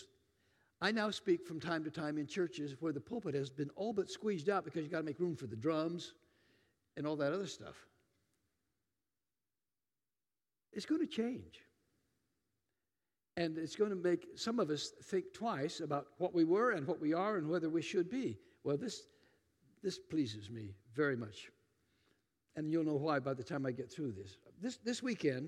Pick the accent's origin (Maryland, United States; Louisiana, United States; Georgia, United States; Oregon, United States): Oregon, United States; Tillamook; moved away; I'm from Tillamook, Oregon. Anybody know about Tillamook cheese? That's my hometown.